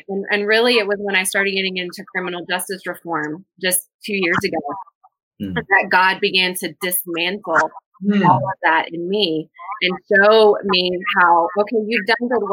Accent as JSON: {"language": "English", "region": "small town in Tennessee", "country": "United States", "tie": "born or raised there", "also_born_or_lived": "Washington, D.C.", "moved": "as an adult", "said": "moving out of my small town in Tennessee"}